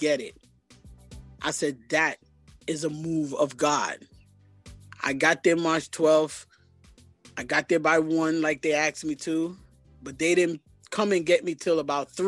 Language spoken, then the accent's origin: English; New York City, New York, United States; I was originally born here in Brooklyn, New York